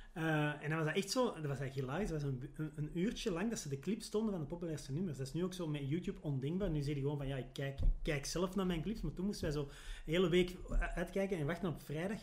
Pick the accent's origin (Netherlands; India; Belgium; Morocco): Belgium; Antwerp, Flanders; als Antwerpenaar